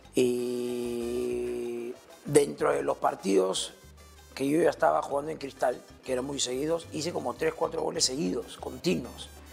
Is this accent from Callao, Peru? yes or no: yes; La Perla, Callao, Peru; Yo de La Perla, acá la vueltita. Yo soy de Benjamín Doy, eh, Manzana 7, eh, cerca acá, eh, por el Ministerio de la Marina ya toda, casi toda mi vida, toda mi vida